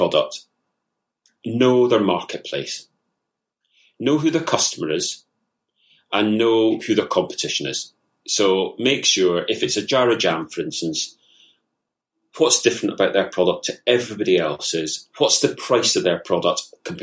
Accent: Scotland, United Kingdom; moved away as an adult; also born or lived in Belfast / Dublin; being a Scot, I have got a very, very sweet tooth

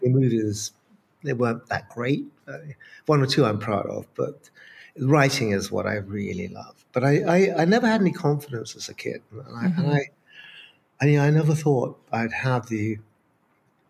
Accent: Brighton, South East England, United Kingdom; I was a kid, growing up in Brighton

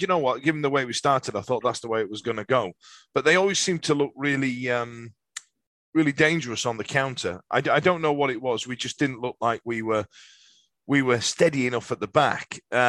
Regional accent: Yorkshire and the Humber, United Kingdom; You know, I'm a Yorkshireman grown up in the 80s and all the rest of it.

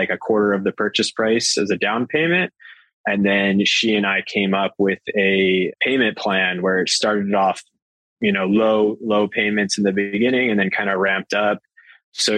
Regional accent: Arizona, United States; moved away as an adult; now in San Diego, United States; I'm from Arizona, and that's what you do. We're zonies

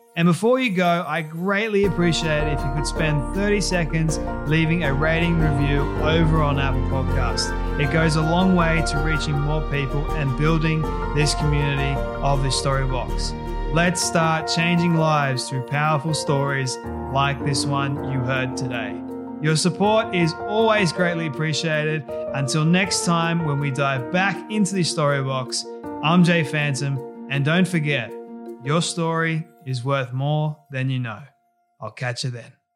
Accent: Australia; here in Australia

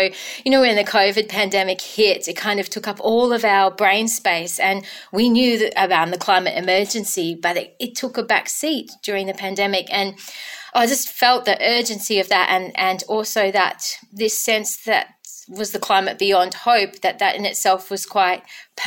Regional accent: Denmark, Western Australia, Australia; my hometown of Denmark, Kurrabatbilia.

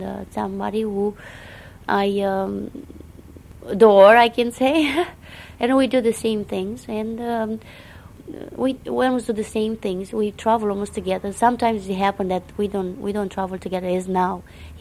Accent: Romania; accent: Romanian; first language Romanian; English is a second language; moved away as an adult; also born or lived in Montreal, Canada; now in United States; I'm going to speak in my Romanian accent because I'm a Romanian. That's how I was born.

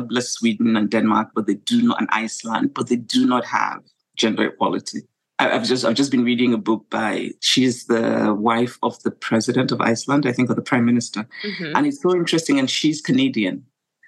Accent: Nigeria; being Nigerian, being African

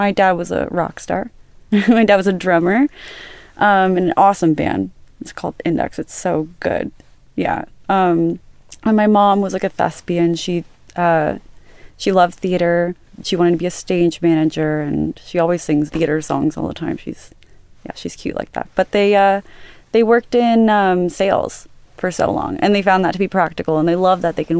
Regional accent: Los Angeles, California, United States; also born or lived in Santa Barbara; I grew up in Woodland Hills in California, Los Angeles

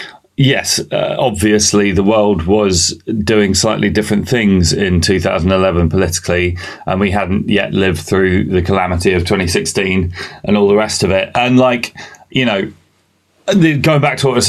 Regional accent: England, United Kingdom; also born or lived in Bahrain; I wasn't born in England.

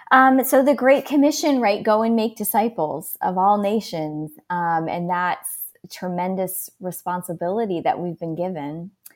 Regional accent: Milwaukee, Wisconsin, United States; moved away as an adult; also born or lived in Steubenville; now in Phoenix, United States; I currently live in Phoenix, um, but I'm a native of Wisconsin, Milwaukee area

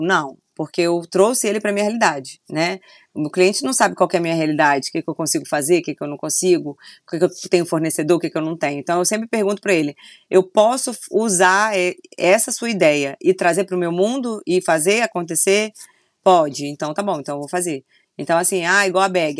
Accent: Vila Velha, Espírito Santo, Brazil; also born or lived in Rio de Janeiro; eu sou de Vitória, Espírito Santo, Vila Velha, né? Eu falo Vitória porque é mais conhecido, mas Vila Velha.

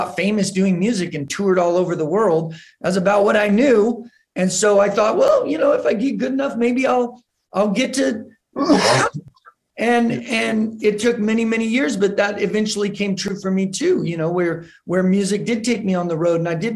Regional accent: New Mexico, United States; growing up in New Mexico, I there wasn't a tremendous amount of hip hop culture.

